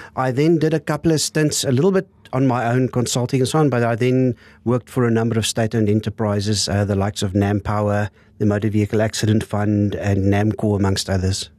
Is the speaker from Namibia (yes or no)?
yes; Windhoek, Khomas, Namibia; also born or lived in Lüderitz, Namibia / Stellenbosch, South Africa; grew up in Windhoek.